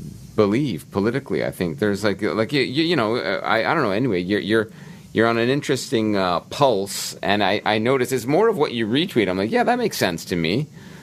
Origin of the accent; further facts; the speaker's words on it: Brampton, Ontario, Canada; my hometown, Brampton